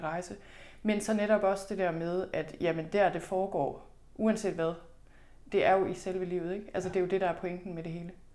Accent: Thy, North Denmark Region, Denmark; moved away; Jeg er selv født og opvokset i Thy. Det ligger i Nordvestjylland

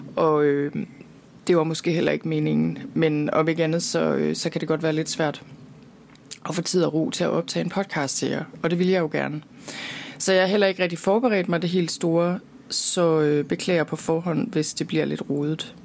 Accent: Denmark; derhjemme i Danmark

